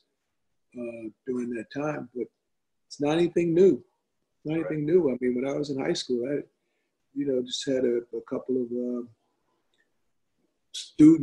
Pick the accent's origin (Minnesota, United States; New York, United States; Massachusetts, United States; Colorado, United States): New York, United States; Long Island; we're not from Brooklyn, we're from Long Island.